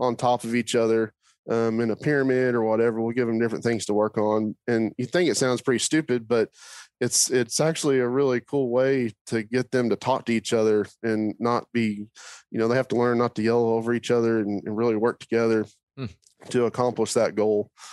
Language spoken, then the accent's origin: English; Oklahoma, United States; I grew up in Oklahoma